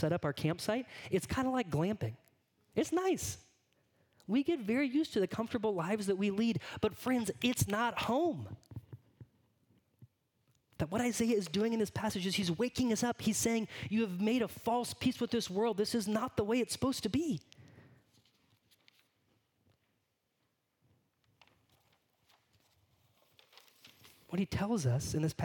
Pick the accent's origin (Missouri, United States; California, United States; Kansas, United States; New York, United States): California, United States; moved away; Growing up in California